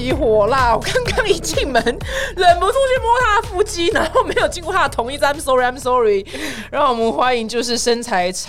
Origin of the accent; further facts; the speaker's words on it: Sichuan, China; 我是四川人吧，因为四川人超爱吃就是生辣椒